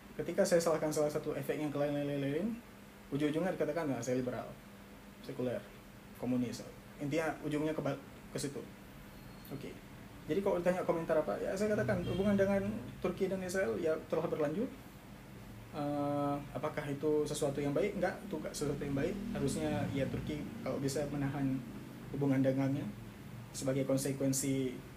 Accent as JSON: {"language": "Indonesian", "region": "Aceh", "country": "Indonesia", "said": "kita orang Aceh"}